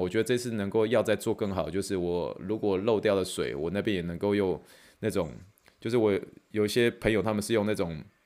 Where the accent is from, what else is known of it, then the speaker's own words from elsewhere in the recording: Luzhou, New Taipei, Taiwan; 一讲出泸州就把我们就刮掉